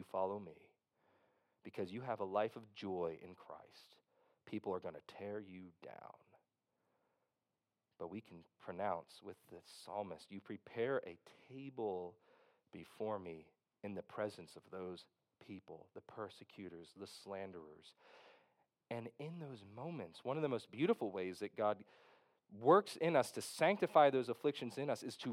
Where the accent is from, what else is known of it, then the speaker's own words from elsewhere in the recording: Philadelphia, Pennsylvania, United States; growing up in West Philadelphia